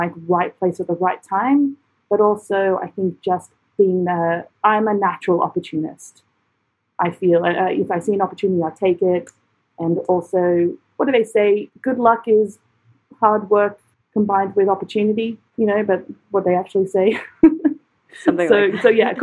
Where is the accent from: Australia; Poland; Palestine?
Australia; moved away as an adult; also born or lived in London / Edinburgh; my own country